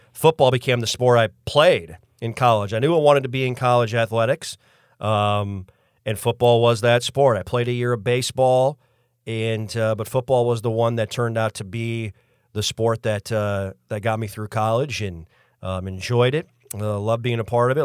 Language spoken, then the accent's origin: English; Mitchell, South Dakota, United States; moved away as an adult; now in Tallahassee, United States; I went to college in Mitchell as well, so that was where I grew up for the first 22 years of my life